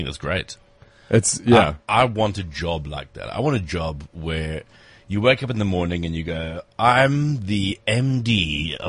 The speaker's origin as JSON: {"language": "English", "country": "South Africa"}